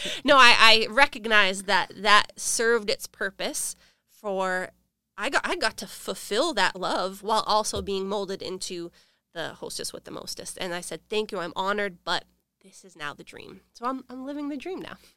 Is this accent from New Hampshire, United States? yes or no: yes; Rochester, New Hampshire, United States; moved away as an adult; now in South Florida, United States; I was born and raised in Rochester, New Hampshire